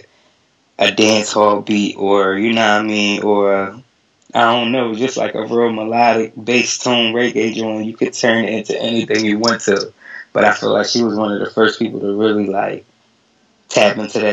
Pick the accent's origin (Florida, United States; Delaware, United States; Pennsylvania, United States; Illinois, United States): Delaware, United States; Wilmington; from Wilmington, Delaware, in the tri-state area, Philly, Jersey, Delaware.